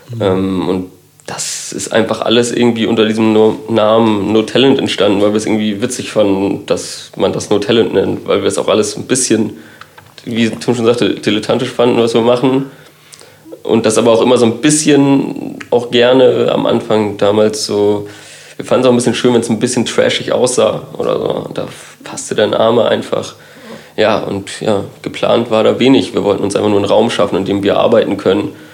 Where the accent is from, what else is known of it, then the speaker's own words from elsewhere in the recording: Kiel, Schleswig-Holstein, Germany; ich bin gebürtiger Kieler